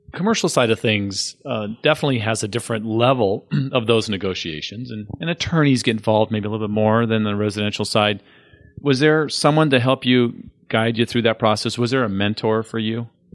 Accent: San Diego, California, United States; moved away as an adult; I grew up in San Diego, and I saw lots of changes in the forty years I was there.

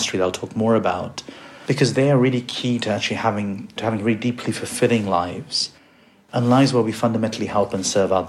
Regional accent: India; I was born in India

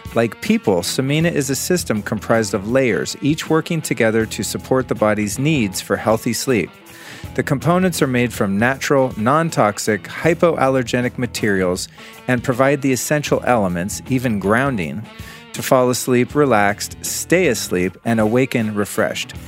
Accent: Aspen, Colorado, United States; my hometown, the town in which I was conceived many moons ago

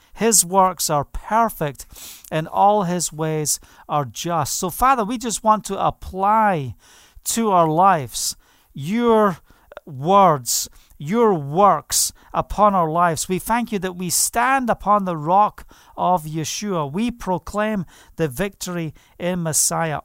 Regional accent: Scotland, United Kingdom; now in Israel; I'm from Scotland.

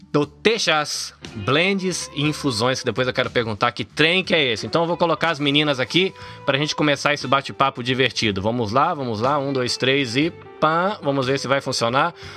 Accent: Salvador, Bahia, Brazil; now in Japan; eu nasci em Salvador, na Bahia

